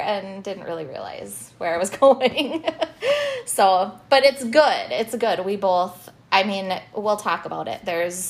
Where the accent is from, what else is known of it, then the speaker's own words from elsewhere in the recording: Hutchinson, Minnesota, United States; moved away as an adult; also born or lived in Duluth; now in Madison, United States; So I came from Hutchinson. I grew up in Hutchinson, which some people would say is a small town.